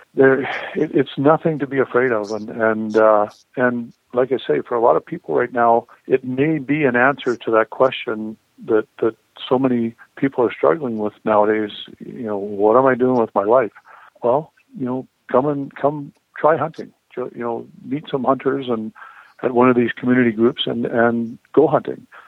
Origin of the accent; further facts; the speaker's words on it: Saskatchewan, Canada; that's what we grew up hunting in in Saskatchewan in Canada